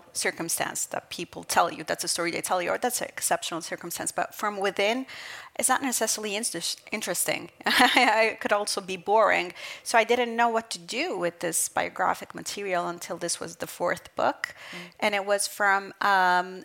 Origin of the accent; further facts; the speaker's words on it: Southern Italy, Italy; also born or lived in Brooklyn, New York, United States; since I was 6 years old, because I moved with my mother from Brooklyn to this small village in southern Italy